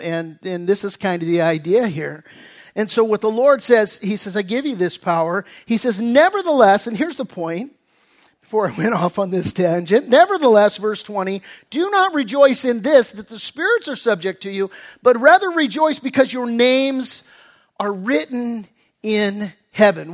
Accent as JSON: {"language": "English", "country": "United States", "accent": "American", "said": "my American accent"}